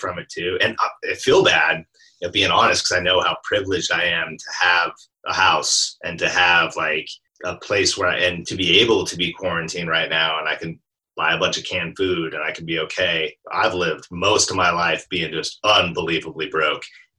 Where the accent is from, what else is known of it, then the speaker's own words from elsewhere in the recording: Alaska, United States; now in Portland, United States; I grew up in Alaska